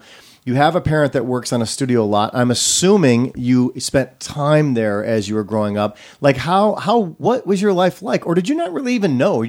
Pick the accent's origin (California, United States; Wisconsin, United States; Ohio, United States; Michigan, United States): Wisconsin, United States; I'm from Wisconsin.